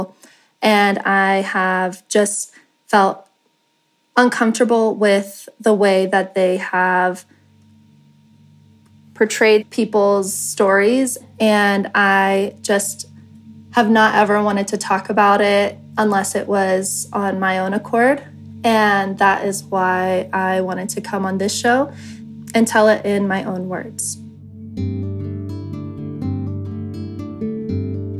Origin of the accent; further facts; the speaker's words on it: Colorado, United States; I am 25 years old and I am from Colorado